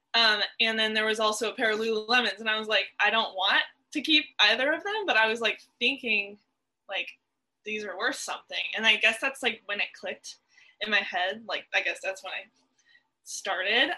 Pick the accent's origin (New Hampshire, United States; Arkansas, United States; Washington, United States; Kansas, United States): Washington, United States; Seattle; now in Arlington, United States; I'm from Seattle, and um, I recently moved to Arlington, which is also in, it's like an hour north of Seattle